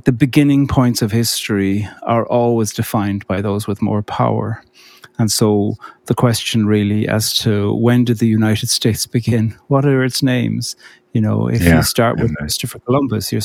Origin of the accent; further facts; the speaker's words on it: Cork, Munster, Ireland; I grew up in Cork on the very south coast.